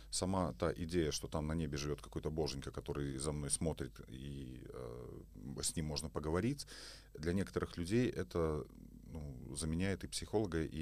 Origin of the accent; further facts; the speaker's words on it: Belarus; moved away; Вот я, кстати, из Беларуси, я сюда приехал, я впервые про гномики услышал.